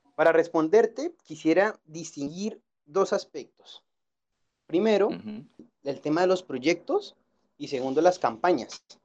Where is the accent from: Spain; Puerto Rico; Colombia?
Colombia; now in Guadalajara, Mexico; yo nací en Colombia